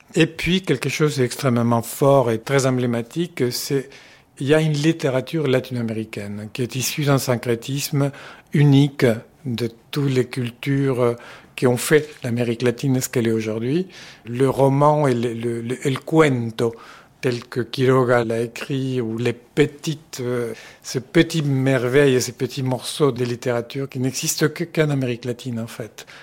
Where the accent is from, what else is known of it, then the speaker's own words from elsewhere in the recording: Uruguay; moved away as an adult; now in France; Je suis français, d'origine uruguayenne